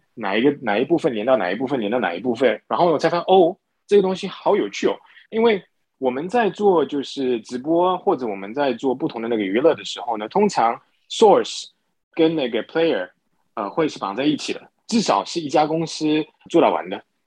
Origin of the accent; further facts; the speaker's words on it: Singapore; moved away as an adult; also born or lived in mainland China / United States; 我是新加坡人，然后呢 ，呃，从小在新加坡长大，念大学的时候呢是念金融系，然后呢到内地工作了几年后呢，再回到美国去念我的那个 M B